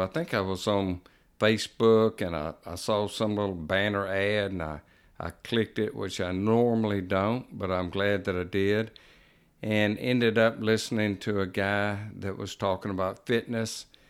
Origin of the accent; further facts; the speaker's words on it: Jackson, Mississippi, United States; moved away as an adult; also born or lived in Pearl River County, Mississippi; now in Picayune, United States; I grew up in Jackson, Mississippi, moved to Pearl River County area in nineteen ninety-eight